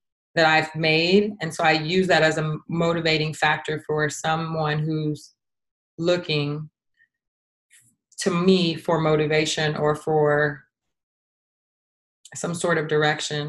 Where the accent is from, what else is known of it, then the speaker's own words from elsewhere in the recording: United States; I am American, or I'm Americanized